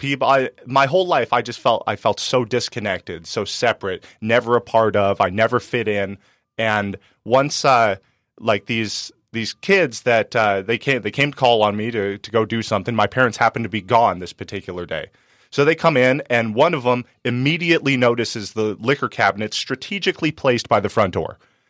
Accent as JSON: {"language": "English", "town": "Penasquitos", "region": "California", "country": "United States", "tie": "born or raised there", "said": "I grew up in Penasquitos and we had some money"}